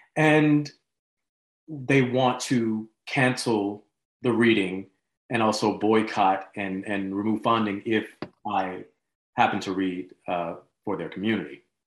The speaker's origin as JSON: {"language": "English", "town": "Montgomery", "region": "Alabama", "country": "United States", "tie": "born or raised there", "also_born_or_lived": "Los Angeles", "moved": "yes", "said": "I grew up in Montgomery, Alabama, home of the Civil Rights Movement"}